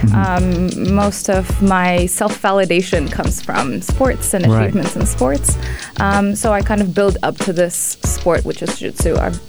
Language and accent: English; United Arab Emirates; represent the country in my hometown.